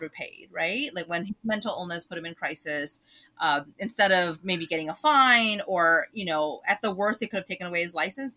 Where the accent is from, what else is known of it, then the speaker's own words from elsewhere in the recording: United States; growing up in the United States